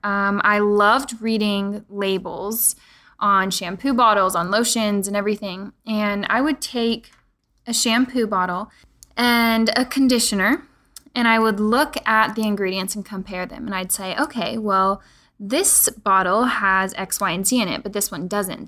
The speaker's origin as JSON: {"language": "English", "town": "Pflugerville", "region": "Texas", "country": "United States", "tie": "born or raised there", "said": "I grew up in Pflugerville"}